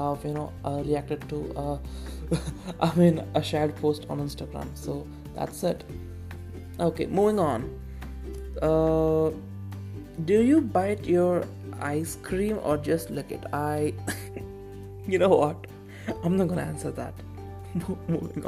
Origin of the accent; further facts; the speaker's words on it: Tamil Nadu, India; I'm a Tamilian, so I'm from, you know, India